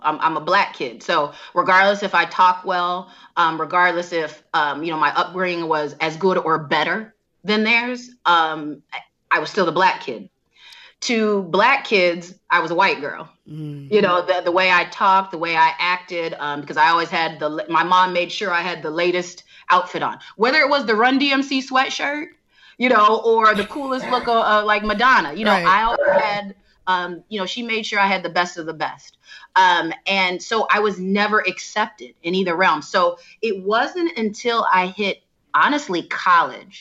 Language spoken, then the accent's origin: English; Downers Grove, Illinois, United States; also born or lived in Chicago; I grew up in Donner's Grove, Illinois